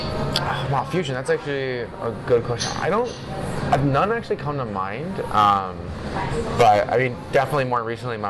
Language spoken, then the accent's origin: English; Rochester, New York, United States; moved away as an adult; also born or lived in Taiwan; I grew up in Rochester, New York, upstate New York.